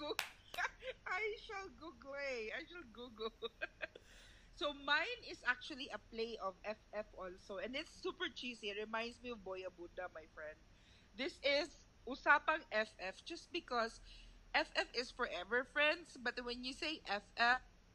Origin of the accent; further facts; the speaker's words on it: Davao City, Davao Region, Philippines; moved away as an adult; also born or lived in Dumaguete; now in United States; We're from Davao, but we met in Dumaguete. Because we went to college there